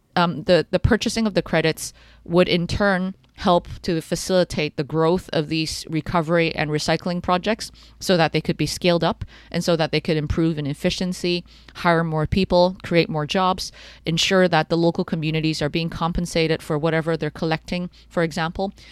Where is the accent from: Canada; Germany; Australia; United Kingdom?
Canada; I grew up in Canada